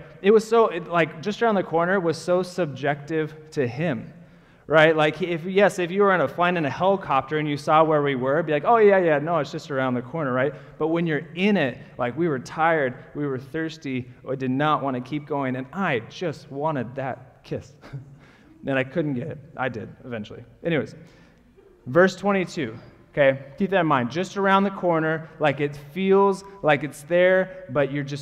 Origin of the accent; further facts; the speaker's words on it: Portland, Oregon, United States; I grew up in Portland